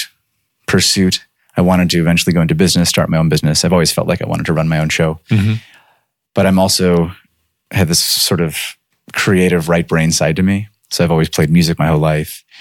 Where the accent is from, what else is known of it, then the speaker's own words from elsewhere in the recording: Chicago, Illinois, United States; moved away as an adult; also born or lived in California; I went to UCLA from growing up in Chicago